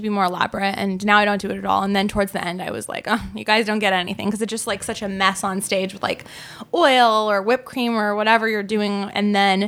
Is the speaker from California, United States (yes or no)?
yes; Laguna Beach, California, United States; I'm from Laguna Beach